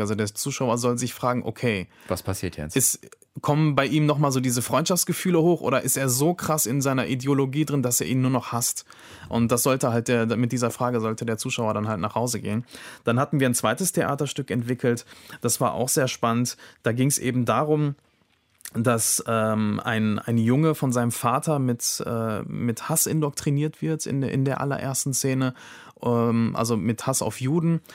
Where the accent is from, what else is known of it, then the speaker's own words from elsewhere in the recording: Germany; die hier geboren sind, die hier aufgewachsen sind, die einen deutschen Pass haben